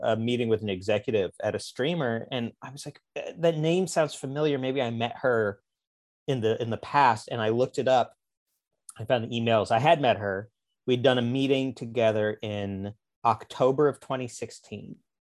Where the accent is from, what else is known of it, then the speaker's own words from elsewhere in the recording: Springfield, Missouri, United States; moved away as an adult; now in Los Angeles, United States; I'm from Springfield, Missouri, which is like the, uh, the, the big city of the Ozarks